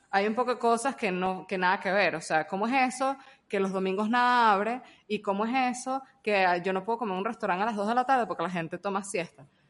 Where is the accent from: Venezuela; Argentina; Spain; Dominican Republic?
Venezuela; now in Panama; soy venezolano